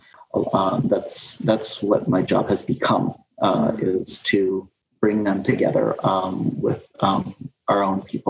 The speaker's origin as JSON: {"language": "English", "town": "Vancouver", "region": "British Columbia", "country": "Canada", "tie": "born or raised there", "moved": "as an adult", "lives_now": "Kingston, Canada", "said": "growing up in Vancouver."}